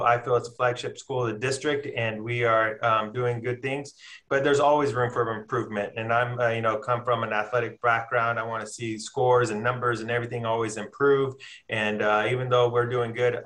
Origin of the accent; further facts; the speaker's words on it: Watsonville, California, United States; moved away as an adult; also born or lived in Sacramento, California / Las Vegas, Nevada; now in Palm Springs, United States; I'm from a town called Watsonville, California. It's in Santa Cruz County